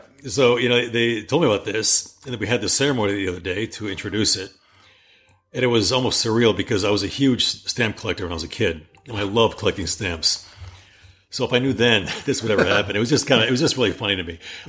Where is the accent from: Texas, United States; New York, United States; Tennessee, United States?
New York, United States; Amsterdam; moved away; also born or lived in Sudan; I grew up in Amsterdam, New York.